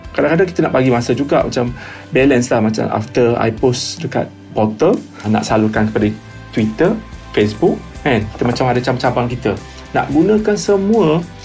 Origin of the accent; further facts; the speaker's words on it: Kelantan, Malaysia; Saya berasal daripada Kelantan